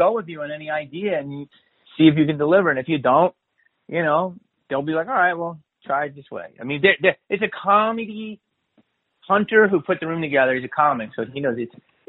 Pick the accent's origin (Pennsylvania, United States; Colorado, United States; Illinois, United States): Pennsylvania, United States; Philadelphia; I'm from Philly